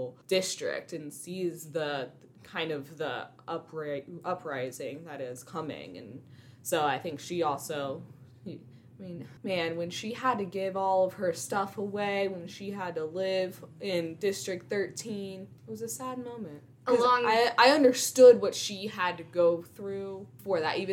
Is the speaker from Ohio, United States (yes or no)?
yes; Ohio, United States; I'm from Ohio